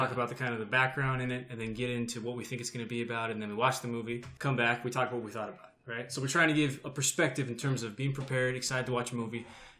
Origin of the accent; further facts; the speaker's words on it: Bakersfield, California, United States; That's his character. I'm from Bakersfield.